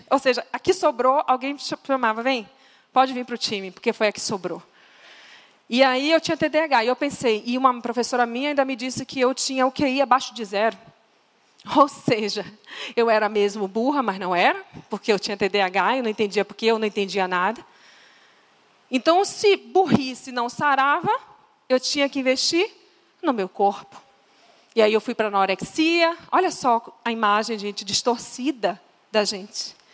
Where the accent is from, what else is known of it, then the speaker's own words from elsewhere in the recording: Northeast Region, Brazil; vocês estão vendo que eu sou nordestina, né? Tá claro.